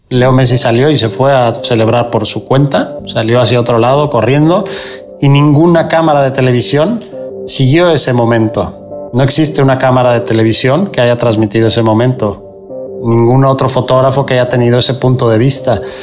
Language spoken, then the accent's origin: Spanish; Mexico; moved away as an adult; now in Barcelona, Spain; soy fotógrafo mexicano. Llevo más de 20 años afincado en Barcelona